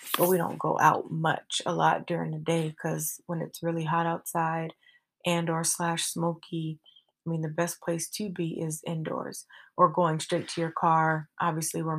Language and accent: English; Seattle, Washington, United States; moved away as an adult; also born or lived in California; Washington is home. Seattle, Washington